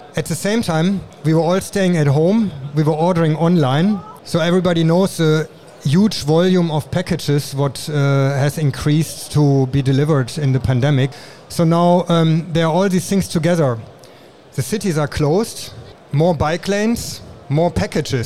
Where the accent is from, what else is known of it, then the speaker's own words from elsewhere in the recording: Germany; moved away as an adult; now in Taiwan; I'm originally from Germany and I'm in Taiwan already since 20 years